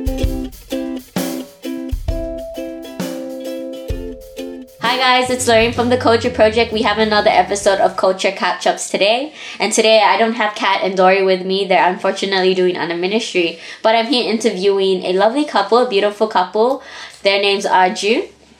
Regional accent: Australia; I've always born and raised here

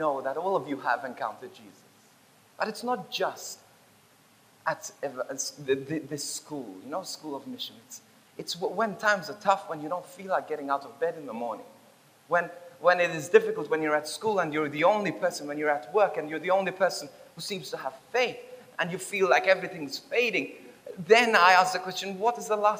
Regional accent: Bendigo, Victoria, Australia; I'm from Victoria. I'm from Bendigo.

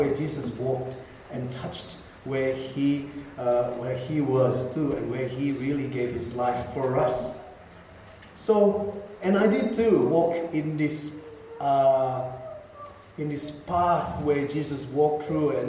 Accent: Indonesia; As Indonesians

